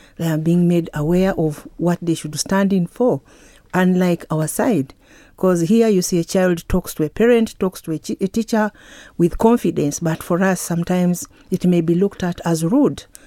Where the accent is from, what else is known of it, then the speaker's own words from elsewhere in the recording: Uganda; from Uganda.